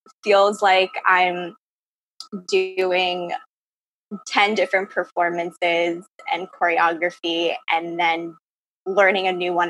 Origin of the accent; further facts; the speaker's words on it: Ossining, New York, United States; I'm from Austining, New York, in Westchester County